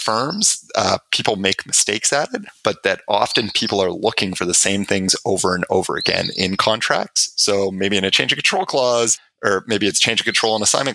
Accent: Canada; I'm Canadian

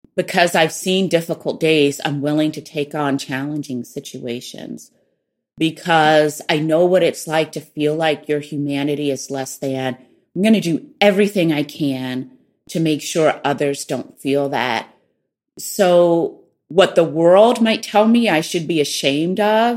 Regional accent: the South, United States; accent: Southern; moved away as an adult; being poor and from the South and lacking what people would call social capital, I felt really vulnerable. My Southern accent made me really vulnerable

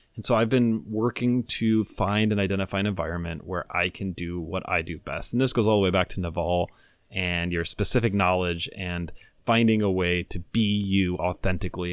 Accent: Venezuela; now in United States; I grew up in Venezuela.

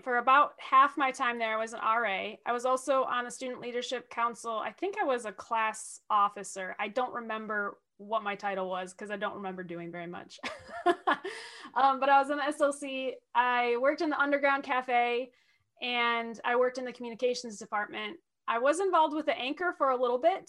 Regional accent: Oxford, Michigan, United States; also born or lived in Lapeer, Michigan; I grew up in Oxford, Michigan, which is about 20 miles away from where I'm living now

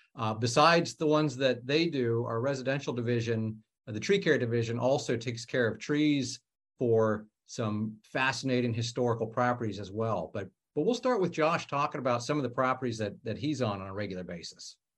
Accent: Ohio, United States; moved away as an adult; now in Washington, D.C. area, United States; I'm from Ohio. I moved out here five years ago

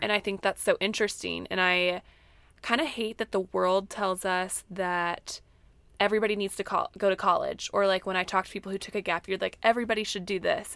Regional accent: Missouri, United States; moved away as an adult; also born or lived in Northwest Arkansas; I grew up in Missouri and then ended up in Northwest Arkansas for college

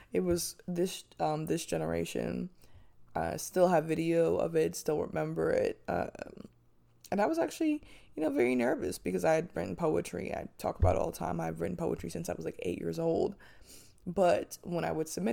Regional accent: Manchester Township, New Jersey, United States; moved away; I'm from a small town. It's called Manchester Township

